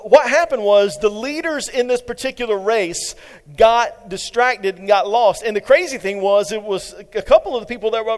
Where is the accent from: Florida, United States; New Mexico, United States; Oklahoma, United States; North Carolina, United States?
North Carolina, United States; eastern; moved away; my hometown in eastern North Carolina